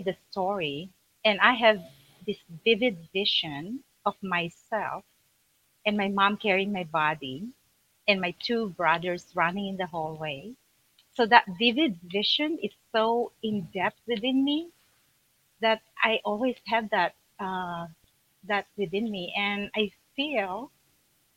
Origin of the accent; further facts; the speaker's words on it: Manila, Metro Manila, Philippines; moved away as an adult; I was born in Philippines, Manila.